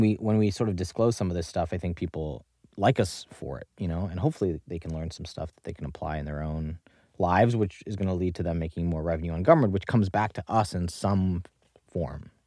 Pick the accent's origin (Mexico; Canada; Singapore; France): Singapore; moved away; also born or lived in New York; I was born in New York in nineteen ninety-two. You can do the math on that. Um, grew up in Singapore mostly